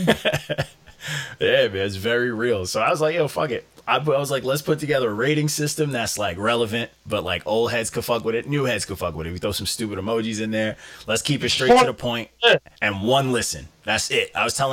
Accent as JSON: {"language": "English", "area": "Long Island", "region": "New York", "country": "United States", "said": "I'm from Long Island"}